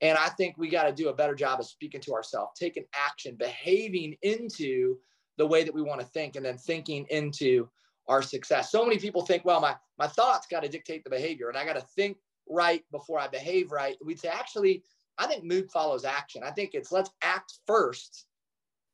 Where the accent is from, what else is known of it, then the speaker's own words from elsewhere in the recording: Kalona, Iowa, United States; I grew up in Kelowna, Iowa, which is the largest Amish community west of the Mississippi.